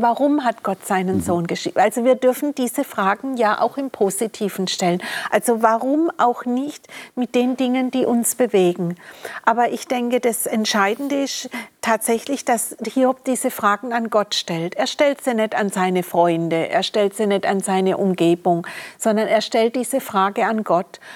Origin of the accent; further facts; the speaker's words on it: Germany; wurde ich in Deutschland geboren